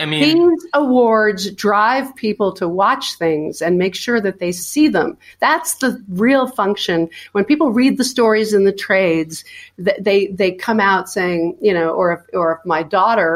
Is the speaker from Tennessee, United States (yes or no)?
no; New York, United States; I am a New Yorker too